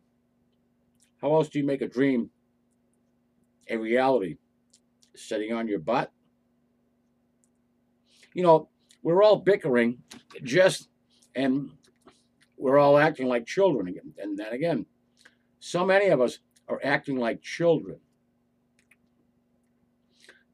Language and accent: English; United States; we as American citizens